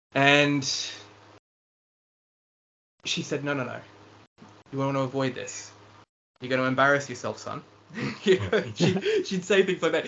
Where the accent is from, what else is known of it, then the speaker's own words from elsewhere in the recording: Lower South Coast, New South Wales, Australia; I grew up on the Lower South Coast